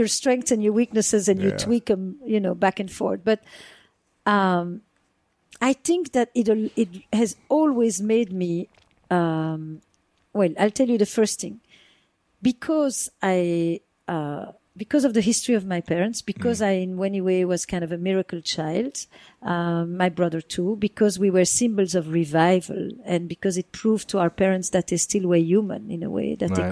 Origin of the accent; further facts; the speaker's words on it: the Flemish part of Belgium, Flanders, Belgium; moved away; I grew up in the Flemish part of Belgium